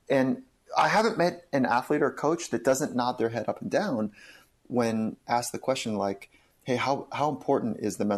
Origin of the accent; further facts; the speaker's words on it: Southern California, United States; I grew up in Southern California